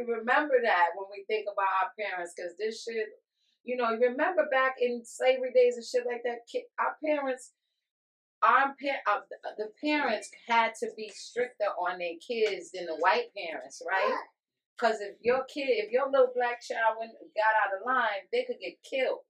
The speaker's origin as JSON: {"language": "English", "region": "New York", "country": "United States", "tie": "born or raised there", "moved": "yes", "lives_now": "Connecticut, United States", "said": "I'm from New York, but when I was growing up, there was heroin and there was crack."}